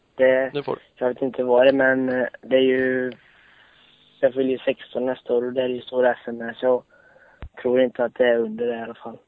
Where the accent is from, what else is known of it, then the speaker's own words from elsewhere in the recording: Borås, Västra Götaland, Sweden; Jag kommer från eh, Borås ungefär